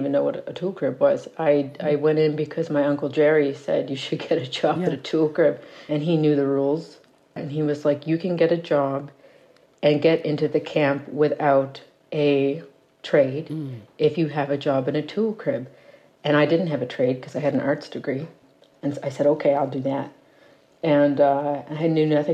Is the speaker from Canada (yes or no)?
yes; Cape Breton, Nova Scotia, Canada; moved away as an adult; also born or lived in Fort McMurray; growing up in Cape Breton, we had lived through so much economic collapse by that point